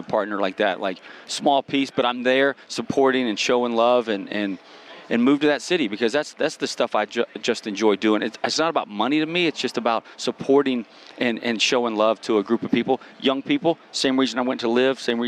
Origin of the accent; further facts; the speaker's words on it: the South, United States; I'm from the South